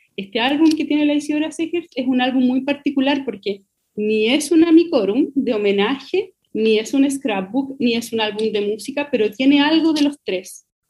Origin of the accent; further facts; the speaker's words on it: Melipilla, Santiago Metropolitan Region, Chile; cuando yo era chica, yo, yo soy de Melipilla